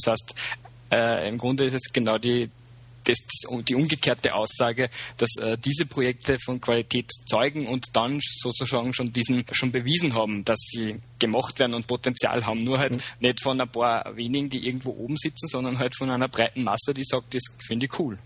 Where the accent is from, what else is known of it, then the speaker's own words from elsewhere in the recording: Upper Austria, Austria; moved away as an adult; also born or lived in Vienna; ich bin gebürtiger Oberösterreicher, äh, lebe seit einem Jahr wieder da, war früher, äh, also war vorher in Wien